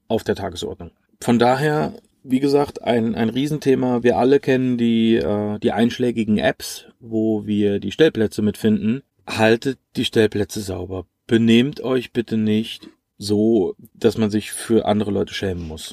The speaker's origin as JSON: {"language": "German", "country": "Germany", "said": "wir als Deutsche"}